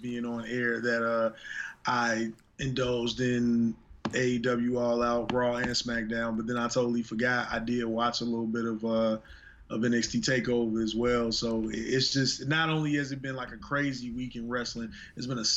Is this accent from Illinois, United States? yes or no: yes; Chicago, Illinois, United States; growing up in Chicago, on one of our local stations back home